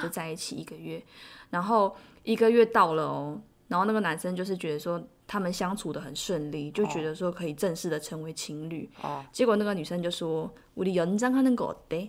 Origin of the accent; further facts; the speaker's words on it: South Korea; Chinese is a second language; moved away; 我是韩国人